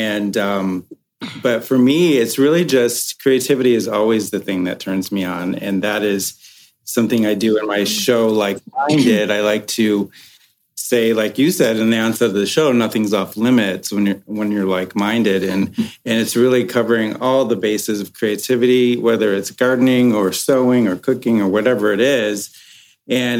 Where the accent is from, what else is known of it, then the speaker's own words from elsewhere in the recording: Michigan, United States; now in Los Angeles, United States; I'm from Michigan